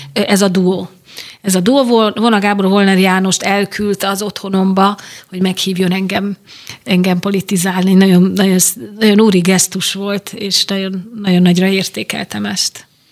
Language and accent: Hungarian; Veszprém, Veszprém County, Hungary; a szülővárosomban megméretem magam